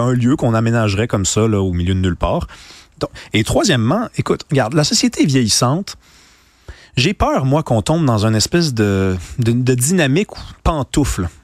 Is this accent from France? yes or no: no; Canada; qu'on vient du Canada